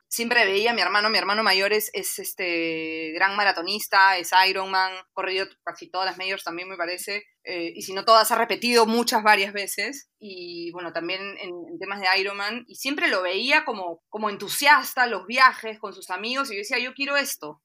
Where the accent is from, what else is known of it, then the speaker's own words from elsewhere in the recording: Lima, Peru; el aeropuerto Jorge Chávez, que es mi aeropuerto en Lima